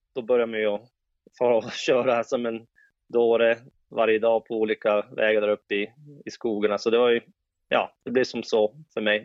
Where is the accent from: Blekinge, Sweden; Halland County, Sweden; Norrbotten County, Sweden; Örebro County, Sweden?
Norrbotten County, Sweden; Jokkmokk; jag växte upp i Jokkmokk